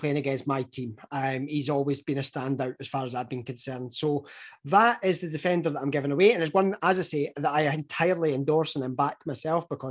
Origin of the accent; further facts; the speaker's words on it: Scotland, United Kingdom; given that we are the Scottish guys